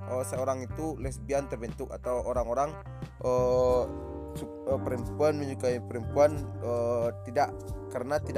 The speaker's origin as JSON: {"language": "Indonesian", "region": "West Sumatra", "country": "Indonesia", "said": "ditempatkan lagi untuk daerah kita Minang atau"}